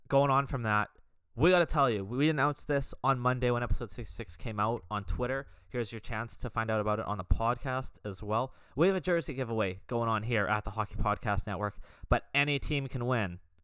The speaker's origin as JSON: {"language": "English", "country": "Canada", "said": "I'm, I'm Canadian, as you guys know, being Canadian"}